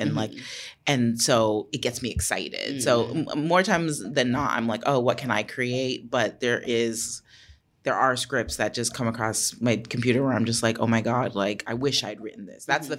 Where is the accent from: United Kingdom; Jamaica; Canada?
Jamaica; We're both Jamaican. We both had the exact same birth date.